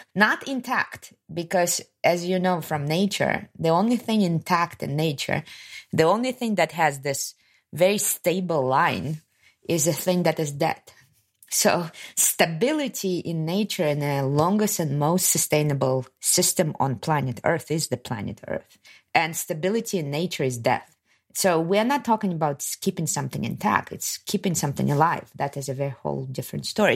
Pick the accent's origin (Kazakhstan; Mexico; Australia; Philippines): Kazakhstan; moved away as an adult; also born or lived in Soviet Union; I'm from Kazakhstan